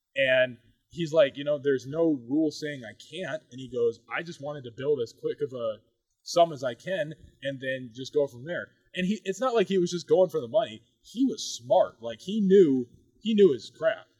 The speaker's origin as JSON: {"language": "English", "country": "United States", "said": "I am an American"}